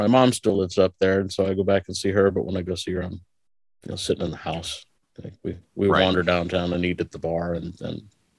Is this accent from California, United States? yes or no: no; Hartington, Nebraska, United States; I was born and raised. I grew up in a remodeled country schoolhouse on the top of a hill.